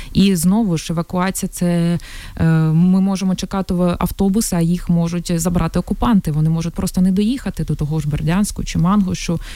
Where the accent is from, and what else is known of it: Mariupol, Donetsk Oblast, Ukraine; first language Russian; Ukrainian is a second language; moved away as an adult